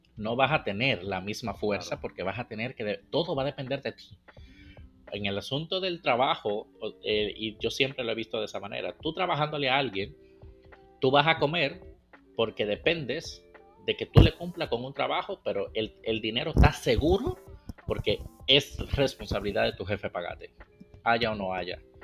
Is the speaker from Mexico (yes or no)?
no; Dominican Republic; moved away; está mi tierra, República Dominicana